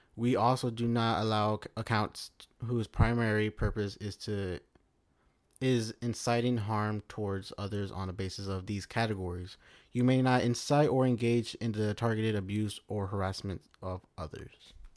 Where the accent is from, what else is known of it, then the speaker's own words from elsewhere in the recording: United States; my right as an American